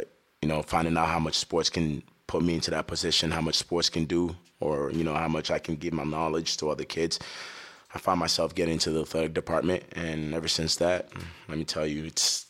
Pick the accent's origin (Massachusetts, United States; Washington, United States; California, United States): Massachusetts, United States; Lowell; English is a second language; also born or lived in Africa; Growing up in Lowell